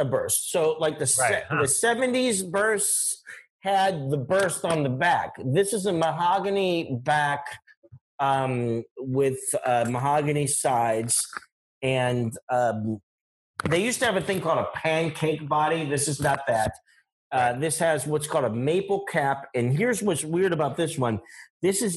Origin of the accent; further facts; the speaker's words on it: Johnstown, Pennsylvania, United States; In the store in my hometown, there's not a lot of heavy-duty guitar buyers in Johnstown, Pennsylvania, or Windeburg, Pennsylvania